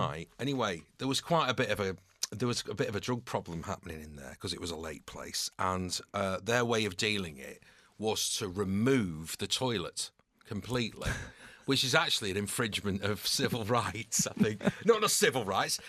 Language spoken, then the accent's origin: English; New Longton, North West England, United Kingdom; moved away as an adult; also born or lived in Salford / London; now in Manchester, United Kingdom; Preston bred, but not quite Preston. It was New Longton, which is a, a rural village about five miles outside of Preston. So it was agricultural